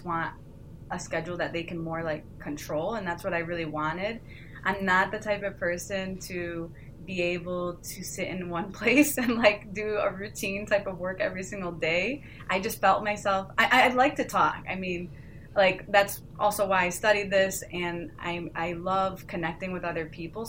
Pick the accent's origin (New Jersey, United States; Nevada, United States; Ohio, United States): Ohio, United States; also born or lived in New York; I grew up in Ohio. So as you know, it's not very entertainment driven here